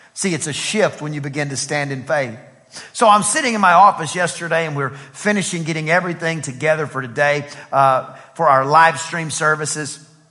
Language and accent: English; East Texas, United States; I'm from East Texas where we, we spent a lot of time outside uh, um, raising what we would eat